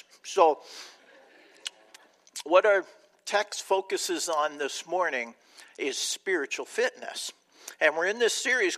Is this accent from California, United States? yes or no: yes; Southern California, United States; now in Chicago, United States; I grew up in Southern California